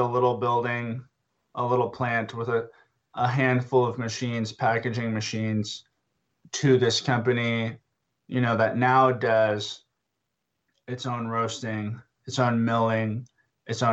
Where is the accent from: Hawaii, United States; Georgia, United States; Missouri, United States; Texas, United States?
Texas, United States; Boerne; my hometown anyway, of Burney, Texas, which is just up the road from San Antonio